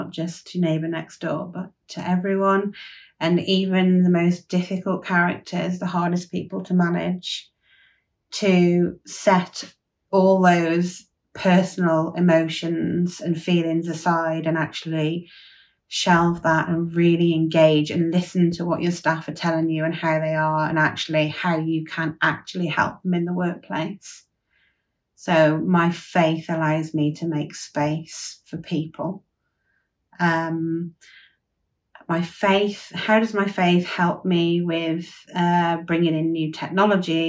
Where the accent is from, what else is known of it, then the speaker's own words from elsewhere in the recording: Withington, West Midlands, United Kingdom; I'm from Withington, a small village in Herefordshire